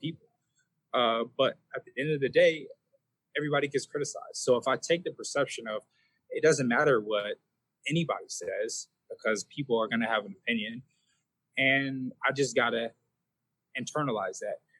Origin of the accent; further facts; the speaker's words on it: Pomona, California, United States; I grew up in Pomona, California.